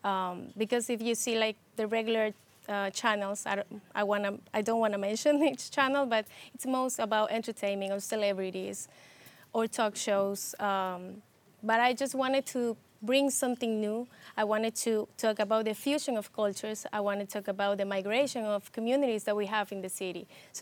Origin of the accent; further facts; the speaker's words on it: Ecuador; now in New York, United States; I come from Ecuador, but since I came here, I've lived in the Bronx, so it's been a lot of years.